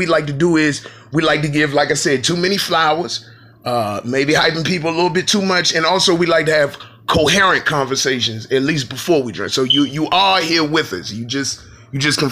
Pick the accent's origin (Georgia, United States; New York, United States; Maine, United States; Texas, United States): New York, United States; I'm from New York